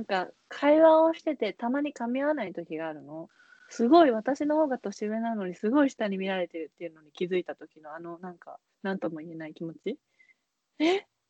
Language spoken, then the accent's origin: Japanese; Tokyo, Japan; born or raised there